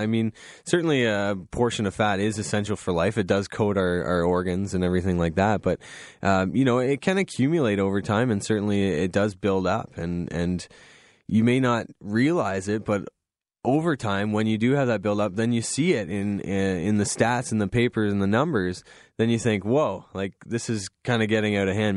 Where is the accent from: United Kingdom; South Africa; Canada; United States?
Canada; Goderich, Ontario; I grew up in Goderich. I love Goderich, very small town